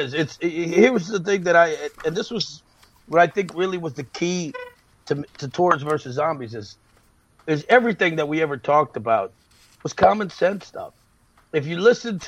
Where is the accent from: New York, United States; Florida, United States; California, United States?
New York, United States; accent: New York; my New York accent was too heavy